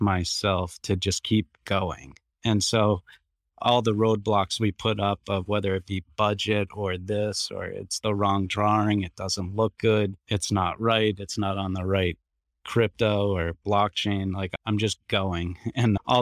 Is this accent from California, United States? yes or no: no; Boston, Massachusetts, United States; I'm from Boston. I have a coffee shop here called Blackbird Cafe